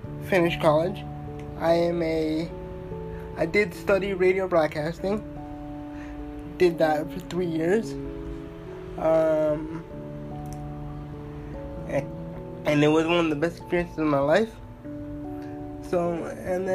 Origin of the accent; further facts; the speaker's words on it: Toronto, Ontario, Canada; I'm from Toronto, Ontario, born and raised